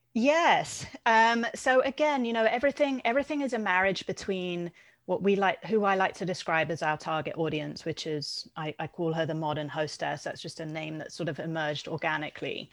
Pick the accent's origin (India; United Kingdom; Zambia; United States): United Kingdom; being British